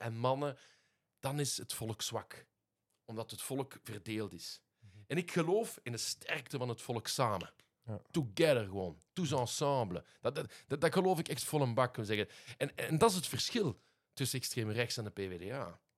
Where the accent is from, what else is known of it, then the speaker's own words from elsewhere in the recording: Liège, Wallonia, Belgium; first language Dutch; maar ik ben aan Frans naar school geweest. Ah, ja, dus vanaf, vanaf drie jaar in het Luikse. En dus mijn moedertaal, dus de taal van mijn moeder, dat is Nederlands